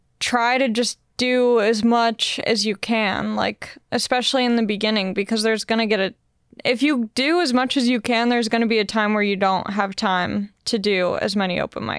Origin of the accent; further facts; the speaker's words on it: Long Beach, California, United States; I'm kind of a weird case because I am from Long Beach, so like LA just made sense for me